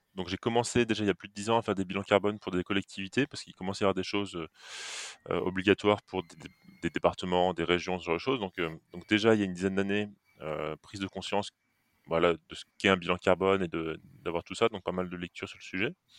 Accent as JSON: {"language": "French", "town": "Metz", "region": "Grand Est", "country": "France", "moved": "yes", "lives_now": "Nantes, France", "said": "à l'origine je suis messin"}